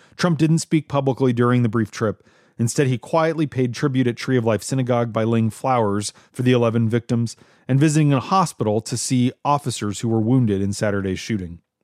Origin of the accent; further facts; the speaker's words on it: Minnesota, United States; moved away; my home state